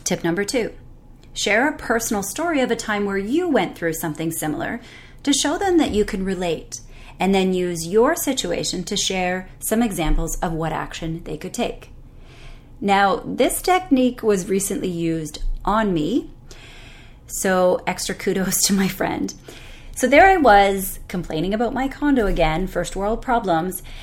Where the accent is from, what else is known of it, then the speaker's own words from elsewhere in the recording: Canada; I'm Canadian